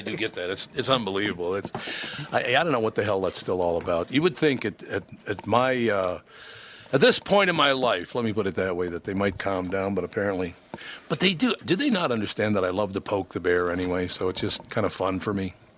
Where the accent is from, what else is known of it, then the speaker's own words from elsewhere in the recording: Minnesota, United States; I was born here. I love Minnesota. I grew up in Minnesota